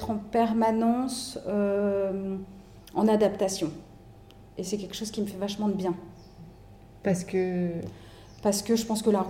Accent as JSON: {"language": "French", "country": "France", "tie": "born or raised there", "also_born_or_lived": "Hong Kong", "moved": "as an adult", "lives_now": "Indonesia", "said": "J'ai grandi en France, ouais, dans différentes régions de France."}